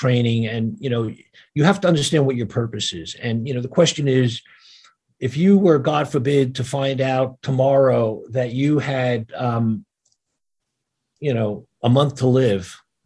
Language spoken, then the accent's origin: English; New York City, New York, United States; first language Yiddish; English is a second language; I grew up in Brooklyn in a neighborhood where, you know, everybody could hang out